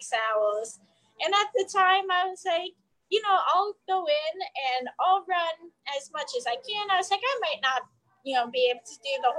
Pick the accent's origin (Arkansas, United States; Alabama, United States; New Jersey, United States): New Jersey, United States; moved away as an adult; moving back down to the area that I grew up in New Jersey